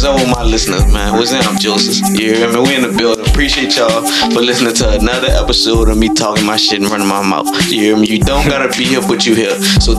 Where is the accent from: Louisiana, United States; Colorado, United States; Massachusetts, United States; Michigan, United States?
Louisiana, United States; the West Bank; I'm from the West Bank.